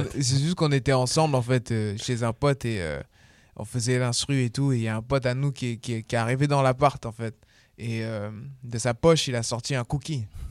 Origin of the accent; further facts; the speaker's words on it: Bordeaux, Nouvelle-Aquitaine, France; je suis bordelais